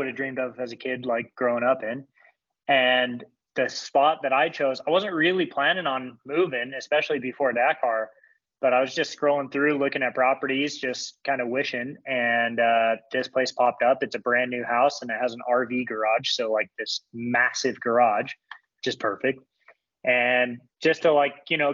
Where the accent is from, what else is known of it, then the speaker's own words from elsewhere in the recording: St. George, Utah, United States; St. George as much as possible because it's my hometown